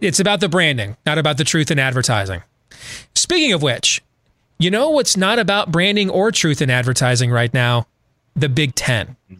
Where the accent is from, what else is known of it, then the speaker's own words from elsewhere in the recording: Iowa, United States; my home state of Iowa